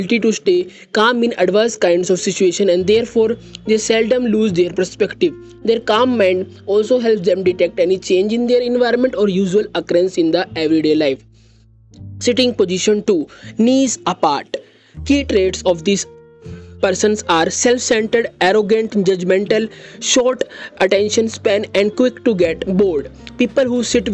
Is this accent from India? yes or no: yes; India; I am from India.